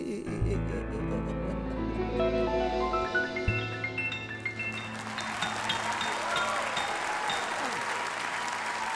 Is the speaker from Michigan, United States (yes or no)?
yes; Detroit, Michigan, United States; we're from Detroit